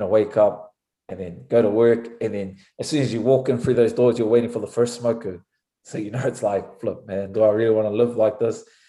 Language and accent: English; Auckland, New Zealand; moved away as an adult; also born or lived in France; now in United States; growing up in New Zealand, especially in Auckland